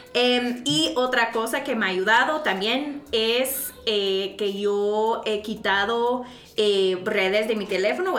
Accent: United States; now in Guatemala; como soy gringa

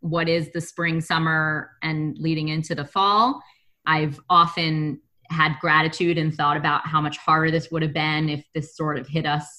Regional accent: New York City, New York, United States; I grew up in Brooklyn, which is really melting pot

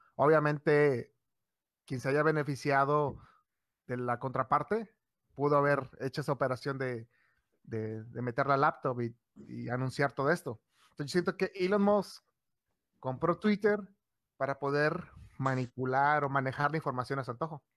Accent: Mexico; nosotros somos de Xland

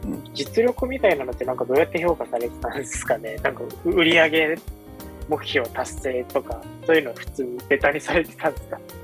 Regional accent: Japan; 基本神奈川東京で生まれ育ってきた人間

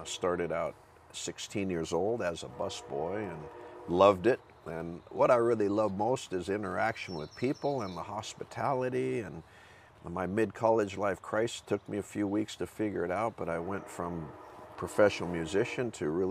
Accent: Seattle, Washington, United States; I'm from Seattle. Grew up with a very faith-driven mom from North Carolina, Southern Baptist, I believe. Attended Southern Baptist Church my whole childhood.

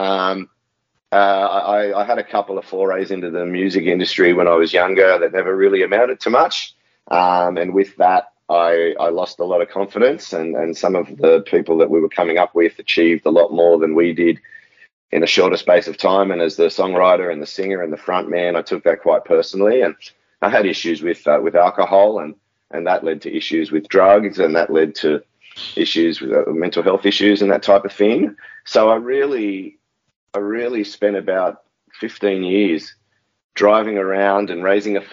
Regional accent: Sydney, New South Wales, Australia; also born or lived in Botany, Sydney; Yeah, I'm born and bred in Maroubra Beach. I currently live in a suburb called Botany

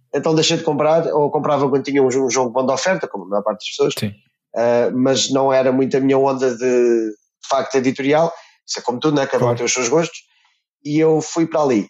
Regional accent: near Santarém, Santarém District, Portugal; moved away; also born or lived in England; na minha terra natal, que era o Cartaz, perto de Santarém

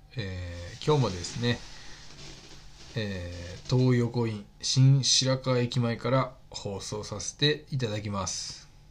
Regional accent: Okayama, Japan; moved away; 僕の地元の天満屋

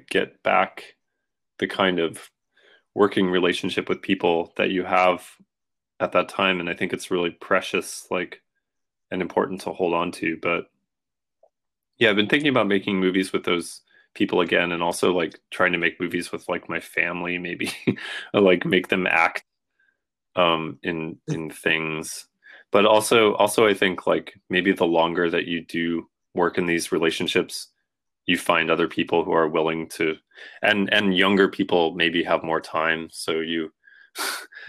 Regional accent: Washington, United States; now in New York, United States; I moved from Washington State, from like the island where I grew up, to like New York

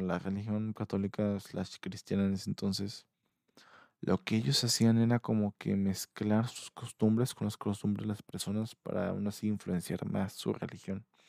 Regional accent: Mexico; yo soy mexicano

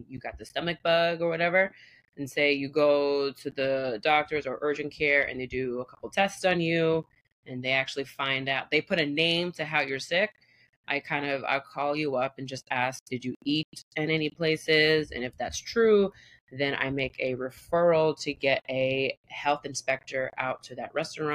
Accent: small town north of the Bronx, New York, United States; also born or lived in Staten Island, New York; I grew up in a very predominantly white small town. I was born in Staten Island. My mom's from DR. My dad is white. Parents divorced. My dad actually stayed. He moved to the Bronx. And my mom moved up north, like a hour or so away from the Bronx

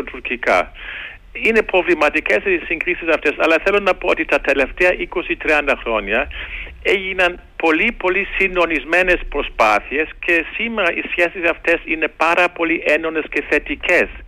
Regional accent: Germany; Το λέω και τώρα ως Γερμανός. Και εμείς οι Γερμανοί

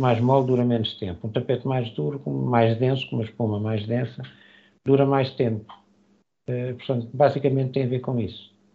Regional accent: Lisbon, Portugal; moved away as an adult; now in Matosinhos, Portugal; nasci, em Lisboa, eh, vim viver para, para a zona do Grande Porto, palestra da Palmeira Matosinhos, eh, quando tinha 24 anos de idade.

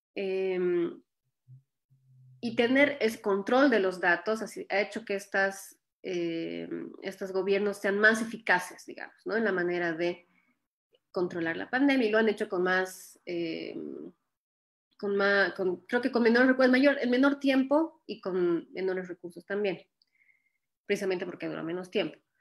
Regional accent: Bolivia; moved away as an adult; now in Ohio, United States

